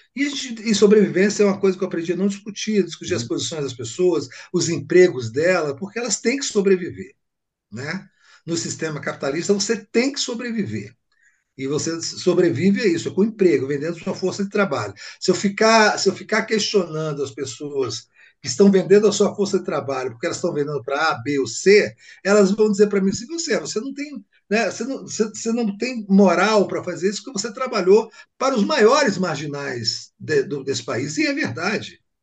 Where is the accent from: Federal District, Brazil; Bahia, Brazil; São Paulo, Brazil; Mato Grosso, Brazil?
Bahia, Brazil; Salvador; eu voltei para a Bahia, né? Eu sou de Salvador